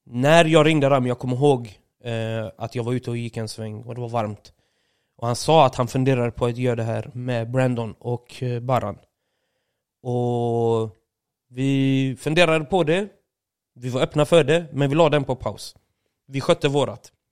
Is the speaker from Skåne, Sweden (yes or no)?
no; Åby, Östergötland, Sweden; jag var ute och gick en sväng hemma i Åby, shoutout Åby.